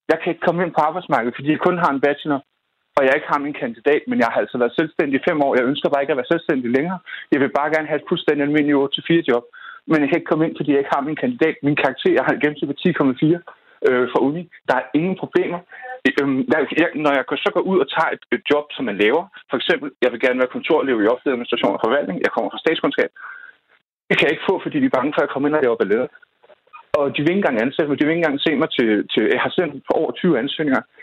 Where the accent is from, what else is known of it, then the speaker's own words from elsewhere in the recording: North Zealand, Capital Region of Denmark, Denmark; jeg kommer fra Nordsjælland